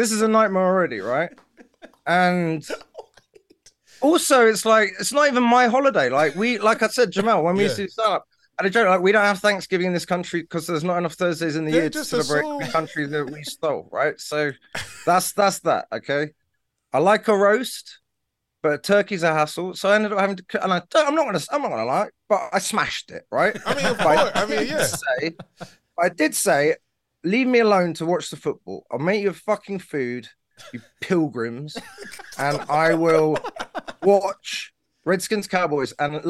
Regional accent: United Kingdom; I'm not going to get into an argument about racism because, you know, I'm British.

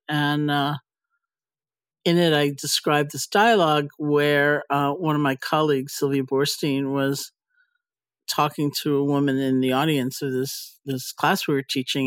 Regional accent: New York, United States; I'm a New Yorker

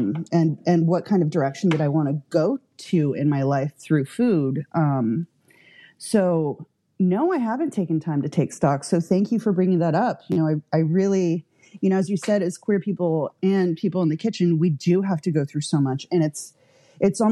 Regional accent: Santa Barbara, California, United States; also born or lived in Santa Ynez Valley; I grew up in Santa Barbara

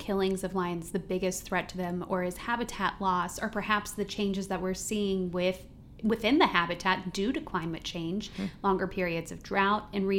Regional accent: United States; as an American who has only been to Northern Africa

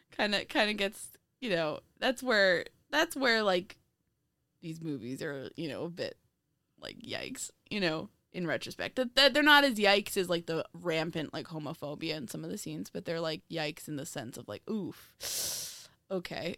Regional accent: a square-mile town near the Bronx, New York, United States; my hometown is a square mile

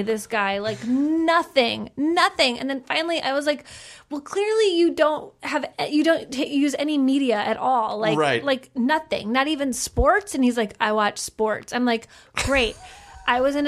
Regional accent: Midwest, United States; moved away; I'm from the Midwest

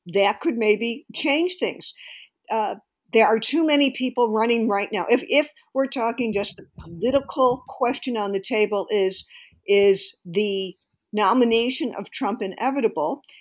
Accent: Illinois, United States; my home state of Illinois

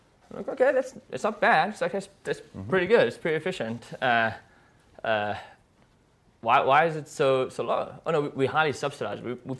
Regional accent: South Africa; I'm from South Africa

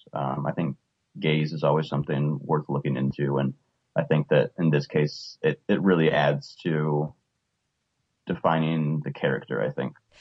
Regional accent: United States; American T V viewers

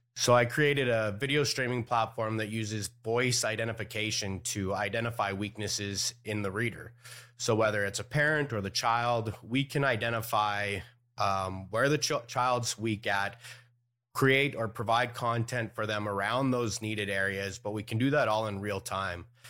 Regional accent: Canada; moved away; I was born in Canada

